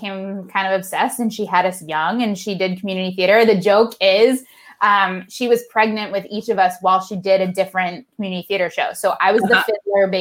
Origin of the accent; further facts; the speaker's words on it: West Hartford, Connecticut, United States; I grew up in West Hartford, Connecticut.